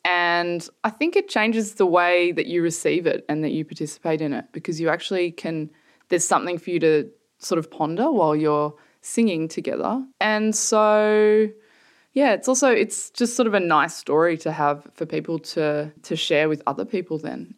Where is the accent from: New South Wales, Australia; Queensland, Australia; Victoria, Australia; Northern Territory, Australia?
New South Wales, Australia; Sydney; moved away as an adult; also born or lived in Melbourne; now in London, United Kingdom; I grew up in Sydney, in a fairly nice suburb.